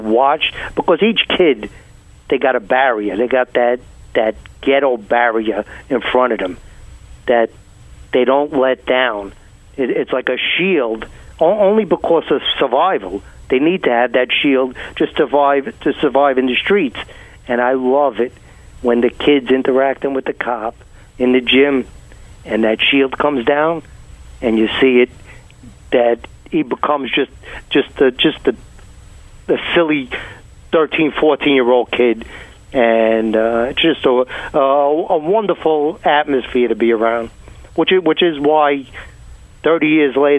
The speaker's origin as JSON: {"language": "English", "town": "New York City", "region": "New York", "country": "United States", "tie": "born or raised there", "said": "I grew up in Benson Arms of Brooklyn"}